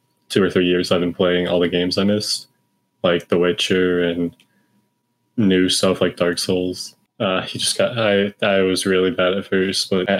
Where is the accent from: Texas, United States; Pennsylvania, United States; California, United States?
Texas, United States; Dallas; I'm from Texas, the Dallas area.